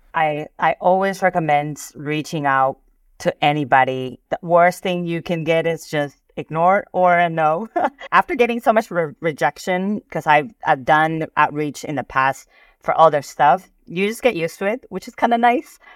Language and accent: English; Peru; moved away; So I'm Peruvian, I'm Asian, and I grew up in South America.